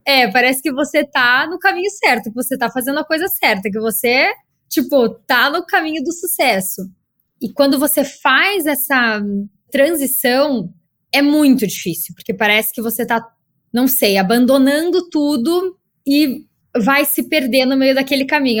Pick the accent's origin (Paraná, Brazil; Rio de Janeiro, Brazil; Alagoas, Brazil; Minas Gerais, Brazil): Paraná, Brazil; Curitiba; moved away as an adult; now in São Paulo, Brazil; eu sou de Curitiba